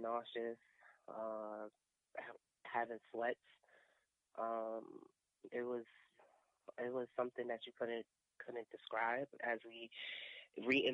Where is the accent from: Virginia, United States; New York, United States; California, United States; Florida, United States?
New York, United States; New York City; I'm from Brooklyn